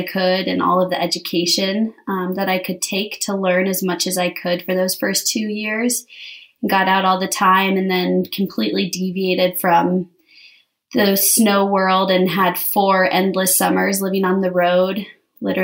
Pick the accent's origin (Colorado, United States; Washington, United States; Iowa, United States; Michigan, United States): Colorado, United States; Vail; I grew up in Vail